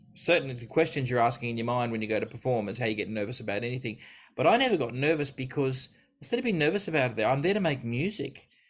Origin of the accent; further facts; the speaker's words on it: Australia; I grew up living in Australia